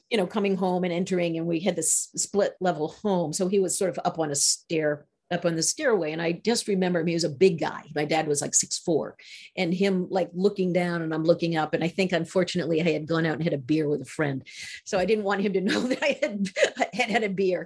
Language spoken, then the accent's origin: English; Maine, United States; I grew up in Maine. Maine is white.